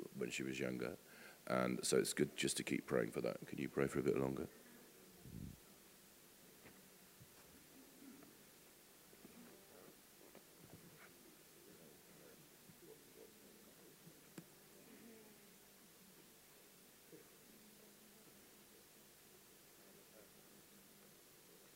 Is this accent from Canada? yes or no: no; England, United Kingdom; we're English and we like to be part of a small island